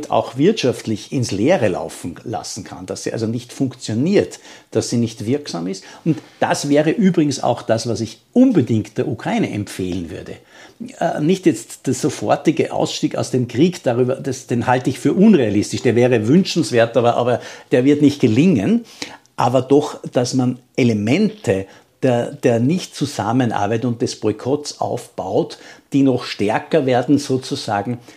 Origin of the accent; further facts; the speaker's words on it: Austria; das müssen wir als Österreicher anerkennen